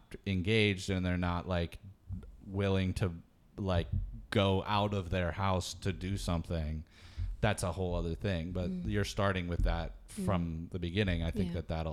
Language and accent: English; Michigan, United States; I grew up with that in Michigan